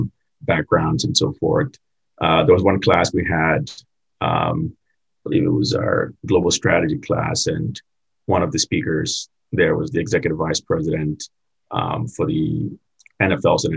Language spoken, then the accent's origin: English; Ghana; also born or lived in Florida; now in United States; I'm originally from Ghana, West Africa, and moved here in the States